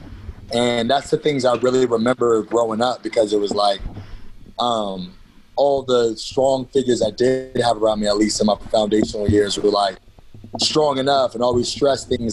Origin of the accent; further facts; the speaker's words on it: Fairfield, California, United States; from Cali, man. I was born in the Bay Area, in Fairfield, California